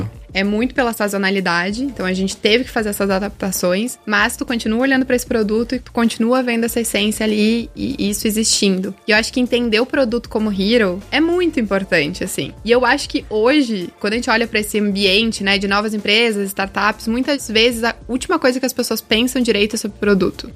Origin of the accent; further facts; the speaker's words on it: Rio Grande do Sul, Brazil; moved away; also born or lived in Rio de Janeiro; Eu sou gaúcha, não sou carioca, mas tenho ali uma certidãozinha de nascimento carioca, fiquei bastante tempo lá